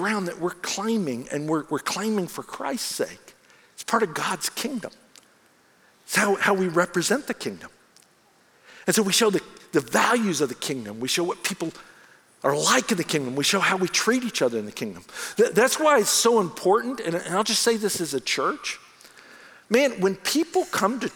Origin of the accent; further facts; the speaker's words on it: United States; also born or lived in Bangkok, Thailand; as an American in Bangkok